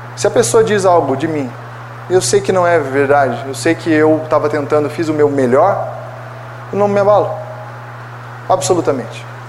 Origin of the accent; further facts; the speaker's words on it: Brazil; como brasileiros